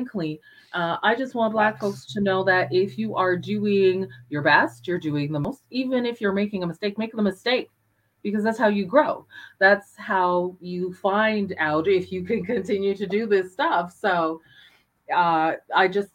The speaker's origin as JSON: {"language": "English", "town": "Calgary", "region": "Alberta", "country": "Canada", "tie": "born or raised there", "said": "I was a Black person in Calgary in the 70s."}